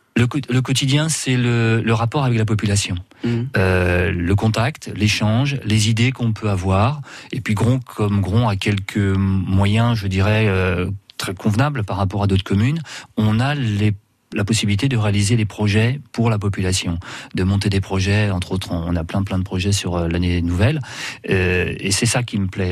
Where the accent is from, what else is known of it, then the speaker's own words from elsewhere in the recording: Guingamp, Brittany, France; moved away as an adult; je suis né à Guingamp et naturellement j'ai fait mes études là-bas.